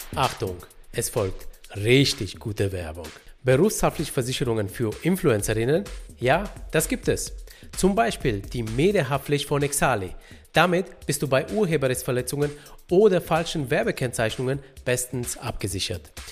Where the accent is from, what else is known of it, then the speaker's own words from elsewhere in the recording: Romania; moved away; ich komme ursprünglich aus Rumänien